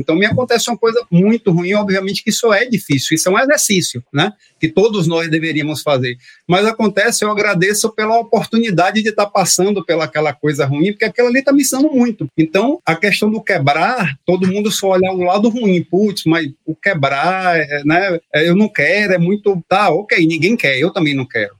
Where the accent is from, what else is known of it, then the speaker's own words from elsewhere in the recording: interior of Bahia, Brazil; also born or lived in Salvador / United States; eu cresci numa cidade interior, né, na Bahia, né, eu sou baiano, então a gente, apesar de ter nascido em Salvador, eu fui muito cedo para o interior, com quatro anos de idade